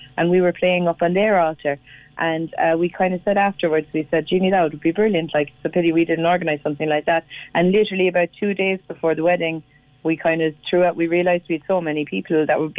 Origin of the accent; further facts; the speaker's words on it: Cobh, Munster, Ireland; I'm from Cove.